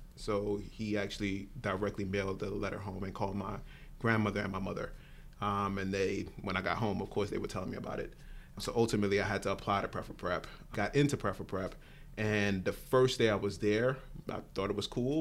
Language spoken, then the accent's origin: English; New York City, New York, United States; moved away; grew up Born and raised in Brooklyn, New York, first generation person in this country for my family.